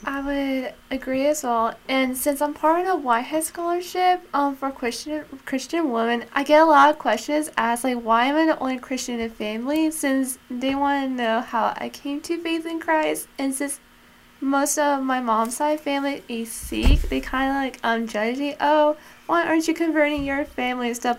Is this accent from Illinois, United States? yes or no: no; Bainbridge, Georgia, United States; I was born here in rural Georgia.